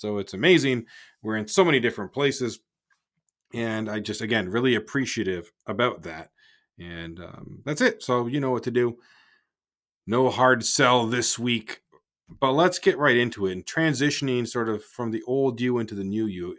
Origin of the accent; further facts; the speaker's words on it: Markham, Ontario, Canada; moved away; I'm from Markham originally